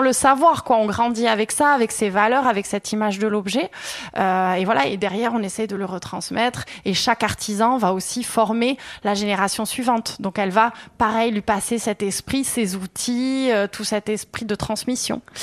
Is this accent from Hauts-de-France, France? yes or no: no; Artamendi, Nouvelle-Aquitaine, France; moved away as an adult; also born or lived in Bordeaux; now in Anglet, France; moi j'ai grandi plutôt à Artamendi